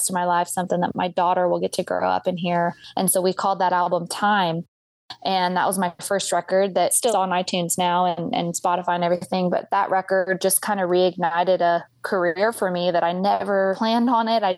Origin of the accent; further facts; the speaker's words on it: Red River, New Mexico, United States; also born or lived in California; now in Midlothian, United States; But I was born in California, but we moved to Red River, New Mexico when I was really young. And so I grew up in New Mexico.